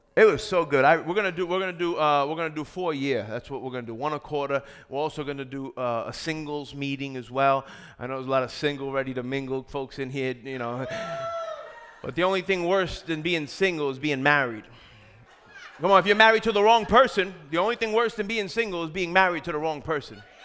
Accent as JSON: {"language": "English", "region": "New York", "country": "United States", "said": "I'm from New York"}